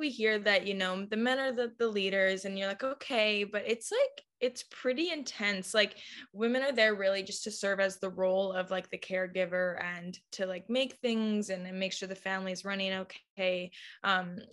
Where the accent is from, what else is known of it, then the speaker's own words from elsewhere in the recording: Abbotsford, British Columbia, Canada; I'm from Abbotsford. Most people don't know where that is. It's a nice farm town